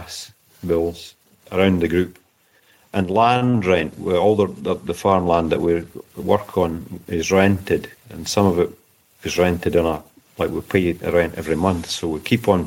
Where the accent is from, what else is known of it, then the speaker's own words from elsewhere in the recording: St Andrews, Scotland, United Kingdom; moved away as an adult; now in Odessa, Ukraine; Born in St Andrews in Fife in Scotland. I've been in Ukraine since March 1993